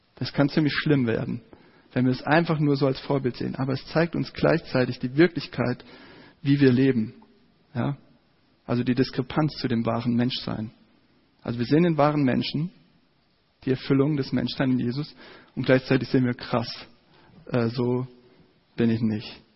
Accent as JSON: {"language": "German", "town": "Giessen", "region": "Hesse", "country": "Germany", "tie": "born or raised there", "said": "in meiner Heimatstadt in Gießen."}